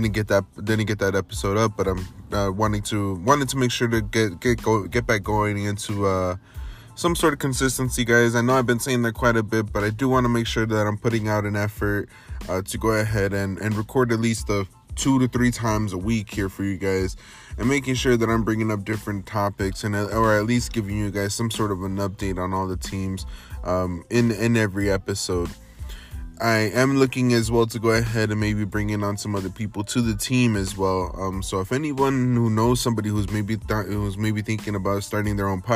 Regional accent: Los Angeles, California, United States; Me being from

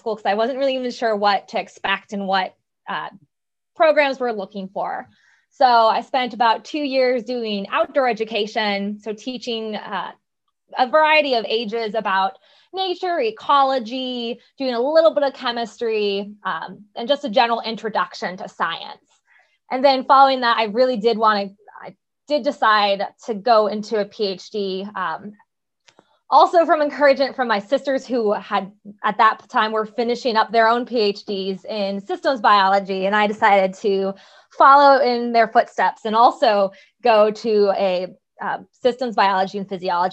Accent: Southern California, United States; I grew up in Southern California.

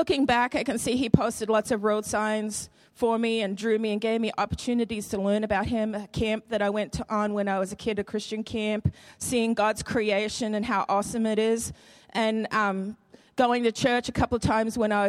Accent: Queensland, Australia; moved away as an adult; now in Madison, United States; I'm from Australia, okay? And one of the biggest questions people ask me is, why did you come from sunny Queensland

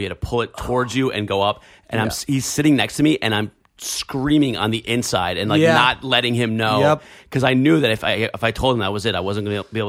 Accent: New Jersey, United States; I'm from Jersey, New York.

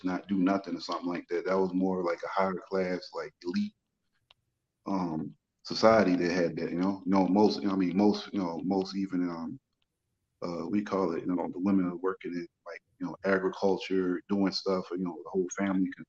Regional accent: United States; I'm Black American. And I'm also East African

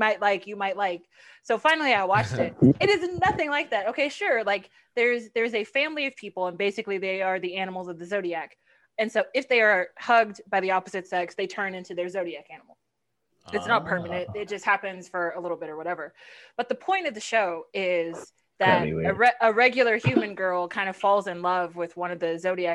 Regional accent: Houston, Texas, United States; also born or lived in Los Angeles; born and raised in Houston. I lived in LA for a little bit, moved back home

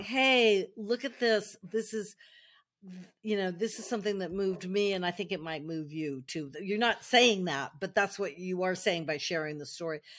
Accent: United States; moved away as an adult; now in France; I'm American, I live in, I've lived in France now most of my adult life

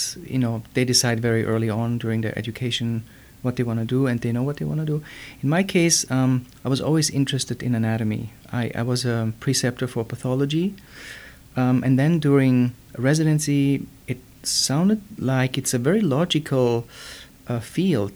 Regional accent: Germany; moved away as an adult; now in United States; I was born and raised in Germany.

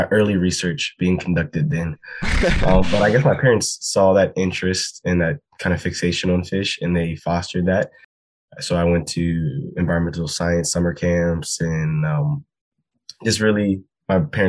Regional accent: United States; I grew up fishing in the Chesapeake Bay

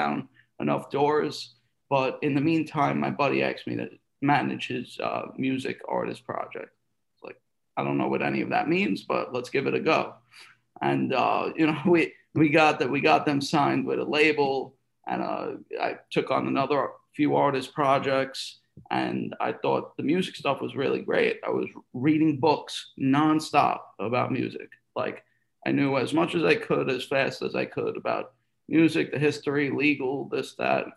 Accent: New York City, New York, United States; moved away as an adult; now in Los Angeles, United States; I'm from Staten Island

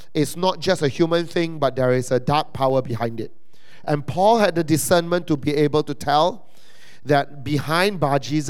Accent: Malaysia; as a Malaysian citizen

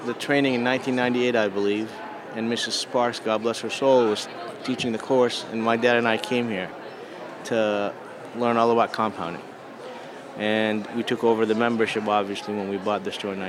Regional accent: Boston, Massachusetts, United States; I'm from Boston

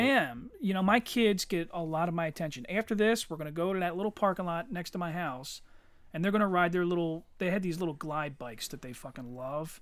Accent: Eddystone, Pennsylvania, United States; I grew up in Eddystone, dirt fucking poor

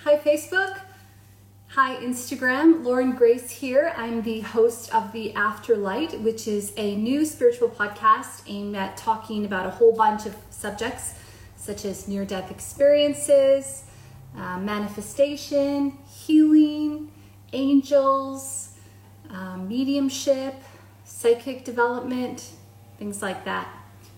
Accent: Canada; moved away as an adult; now in Australia; I'm a Canadian living in Australia

